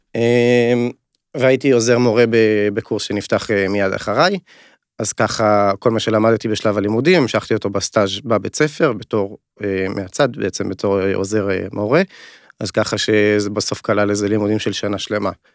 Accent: Upper Galilee, Northern District, Israel; moved away as an adult; במקור אני מהגליל העליון

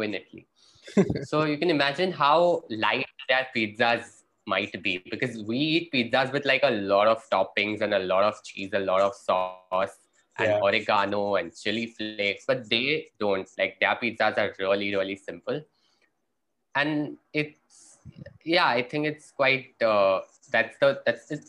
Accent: India

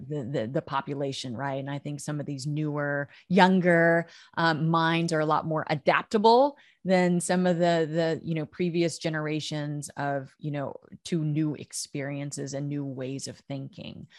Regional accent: United States; also born or lived in Oklahoma / Texas; I grew up in Oklahoma and Texas.

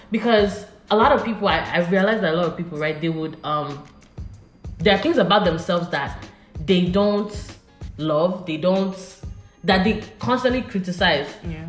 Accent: Nigeria; I'm from Nigeria

